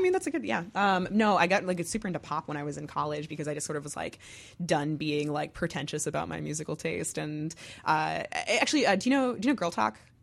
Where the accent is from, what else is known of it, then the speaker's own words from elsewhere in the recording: Massachusetts, United States; also born or lived in New Jersey; now in Chicago, United States; I was born there. I grew up mostly in Massachusetts.